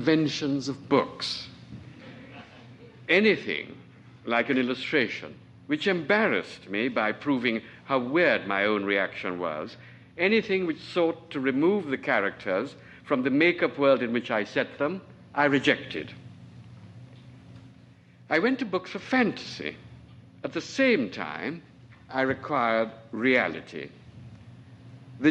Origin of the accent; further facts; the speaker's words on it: Trinidad & Tobago; moved away; I was born on Trinidad, which is a little island at the mouth of the Orinoco